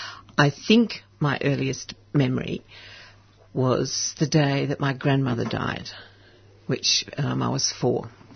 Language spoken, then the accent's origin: English; Canterbury, Victoria, Australia; born there; I was born in Canterbury in the eastern suburbs.